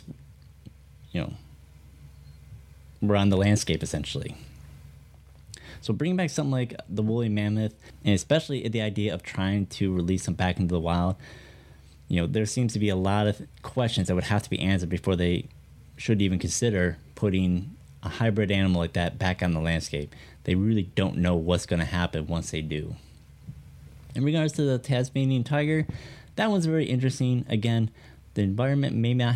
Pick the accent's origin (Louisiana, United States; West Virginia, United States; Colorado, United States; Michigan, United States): Michigan, United States; back to my home state of Michigan